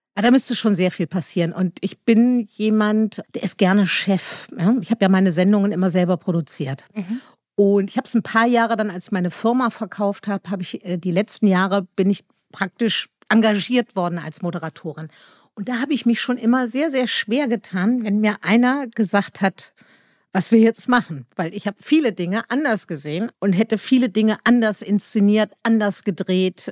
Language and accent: German; Meerbusch, North Rhine-Westphalia, Germany; now in Berlin, Germany; ich komme aus Meerbusch, das ist ein kleines Dorf in, in Nordrhein-Westfalen.